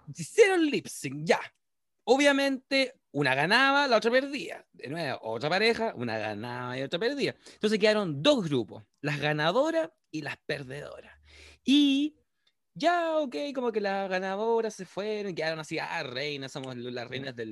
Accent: Chile; aquí, en Chile, en nuestro país

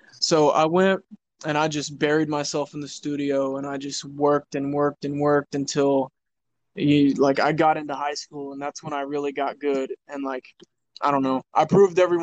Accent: Independence, Kansas, United States; I was born in Independence, Kansas. It's a town of maybe 7,000, 8,000 people. I had an abusive father. My mother wasn't really good. So, I mean, I was growing up

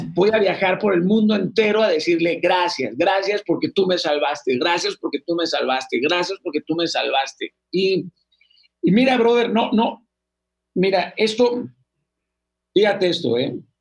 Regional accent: Sinaloa, Mexico; los de Sinaloa somos

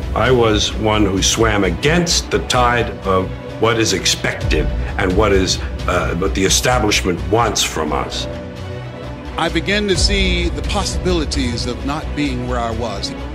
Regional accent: Miami, Florida, United States; I was born in Miami, Florida, in an area called Liberty City in an abandoned building on a hard linoleum floor

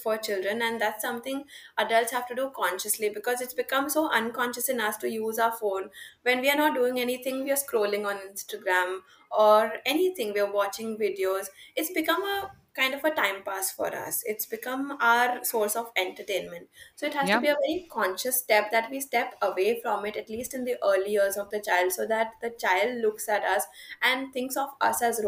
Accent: India

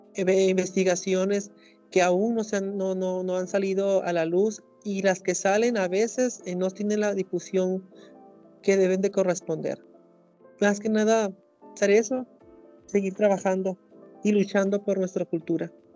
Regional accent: Mulegé, Baja California Sur, Mexico; moved away as an adult; now in La Paz, Mexico; yo soy de Baja California Sur, en un lugar que se llama Mulegé, que es al norte, del municipio

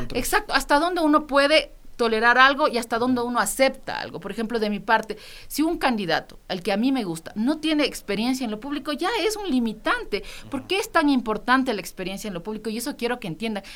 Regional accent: Quito, Pichincha, Ecuador; Somos nosotros, los quiteños y quiteñas

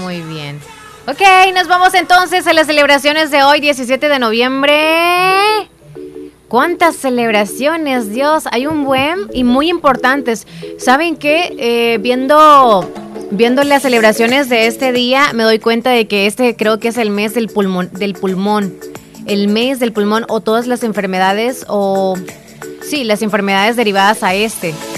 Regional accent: El Salvador; El Salvador si es nuestro país y ni modo y somos y siempre seguiremos siendo salvadoreños

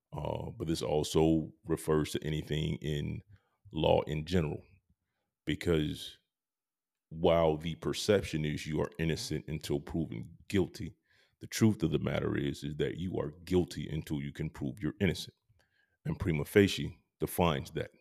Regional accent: Georgia, United States; I'm from Georgia

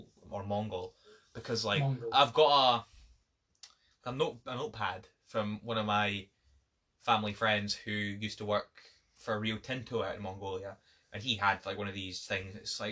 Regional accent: Scotland, United Kingdom; accent: thick Scottish; I've got a really thick Scottish accent.

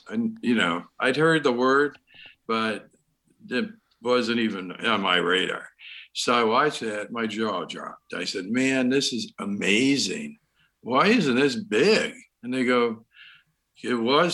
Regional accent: Baltimore, Maryland, United States; I'm from Baltimore

